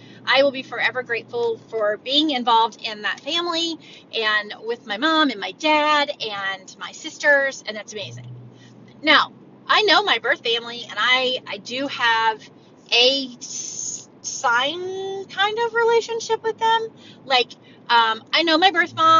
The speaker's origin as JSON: {"language": "English", "region": "Texas", "country": "United States", "tie": "born or raised there", "also_born_or_lived": "Oklahoma", "moved": "as an adult", "lives_now": "Ohio, United States", "said": "My husband and I was born in Texas and raised there"}